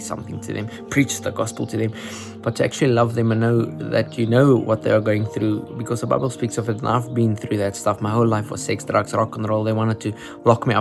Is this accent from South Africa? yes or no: yes; Upington, Northern Cape, South Africa; We are actually from Uppington. We live from Uppington